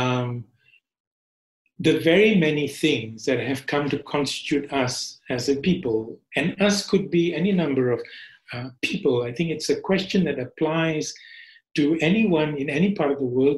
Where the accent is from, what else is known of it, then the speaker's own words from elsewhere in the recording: Malaysia; I was growing up in Malaysia